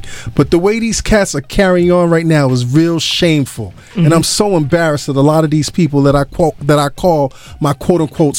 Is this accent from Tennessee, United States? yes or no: no; New York City, New York, United States; I grew up in Brooklyn on Troy Avenue.